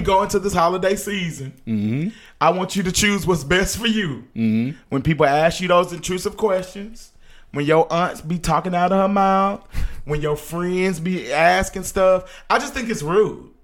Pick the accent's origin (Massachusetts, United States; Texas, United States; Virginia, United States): Texas, United States; Dallas; I am still throwing up Oak Cliff, Texas